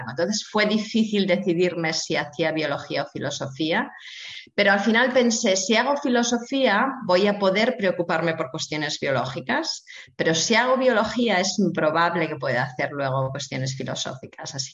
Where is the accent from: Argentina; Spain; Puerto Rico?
Spain; Asturias; Ah, me crié en Asturias, en el norte de España, ah, en una zona en la cuenca minera. Ah, mi padre era minero del carbón, así que soy de clase obrera.